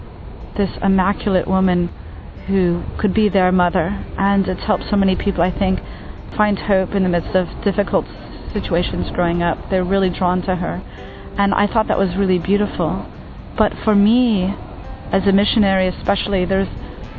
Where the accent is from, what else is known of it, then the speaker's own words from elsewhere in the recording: United States; moved away as an adult; now in Asia; I'm from the United States, and I am a Catholic lay missionary in Asia